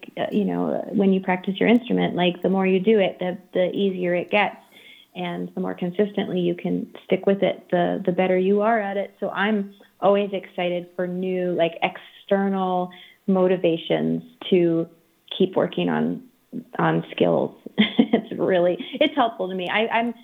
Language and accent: English; Maine, United States; I grew up in Maine